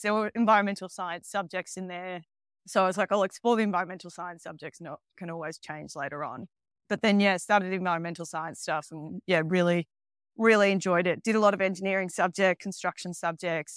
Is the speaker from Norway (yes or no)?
no; Melbourne, Victoria, Australia; moved away as an adult; also born or lived in Queensland / South Australia / Scotland; now in Mexico; I grew up in Melbourne, which is the very south of Australia